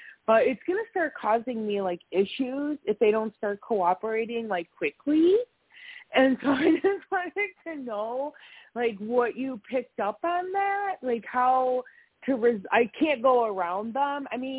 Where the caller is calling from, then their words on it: Wisconsin, United States; I'm in Wisconsin.